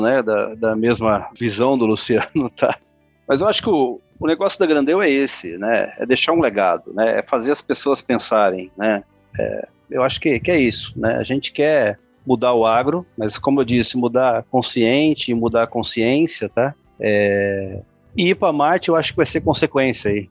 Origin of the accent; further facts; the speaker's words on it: Brazil; eu sou brasileiro